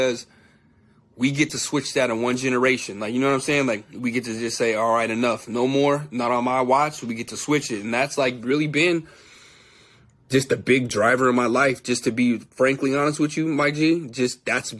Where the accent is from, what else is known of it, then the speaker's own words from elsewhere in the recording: San Jose, California, United States; I'm from the Bay Area, San Jose, California